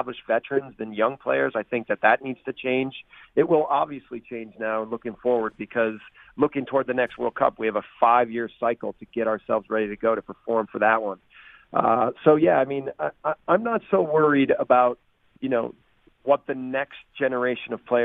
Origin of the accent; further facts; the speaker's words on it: United States; as American coaches